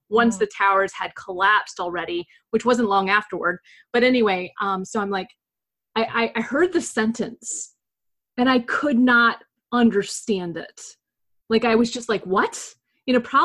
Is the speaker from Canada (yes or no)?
no; United States; as an American overseas